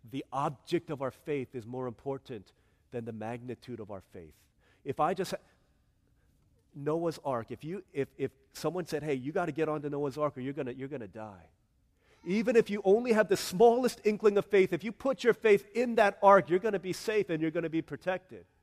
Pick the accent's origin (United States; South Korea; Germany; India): South Korea; I can't sing this song because I don't see it in my home country of Korea.